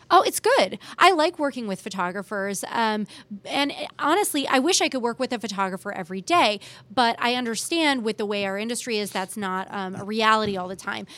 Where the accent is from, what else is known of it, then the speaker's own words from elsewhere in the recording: Bay Area, California, United States; moved away as an adult; now in Kansas City, United States; I grew up in the Bay Area